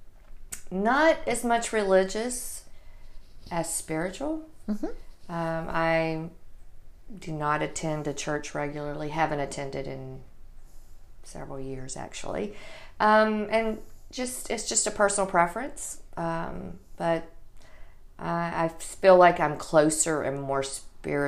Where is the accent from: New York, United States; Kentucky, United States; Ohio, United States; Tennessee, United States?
Tennessee, United States; Middle; I was raised here in Middle Tennessee